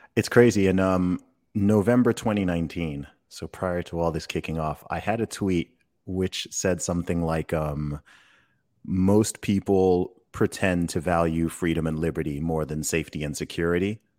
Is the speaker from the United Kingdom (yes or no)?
yes; England, United Kingdom; I, I'm from England